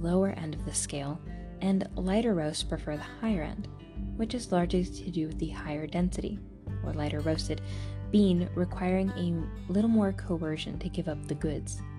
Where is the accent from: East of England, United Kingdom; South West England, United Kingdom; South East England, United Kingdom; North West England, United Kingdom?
South West England, United Kingdom; Cornwall; moved away; also born or lived in London; I grew up in Cornwall, in the rural southwest of the UK